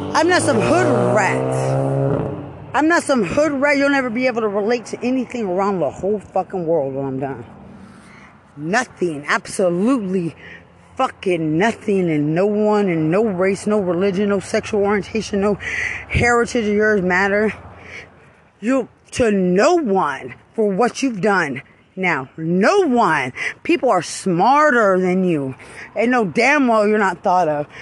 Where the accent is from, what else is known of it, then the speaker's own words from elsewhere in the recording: Lubbock, Texas, United States; I'm from Lubbock